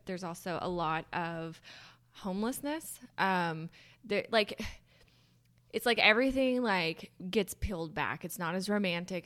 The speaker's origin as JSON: {"language": "English", "region": "the South", "country": "United States", "tie": "born or raised there", "said": "growing up in the South"}